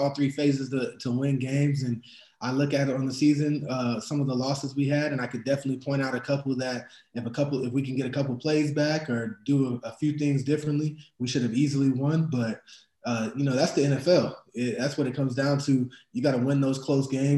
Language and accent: English; Phoenix, Arizona, United States; I grew up in Ahwatukee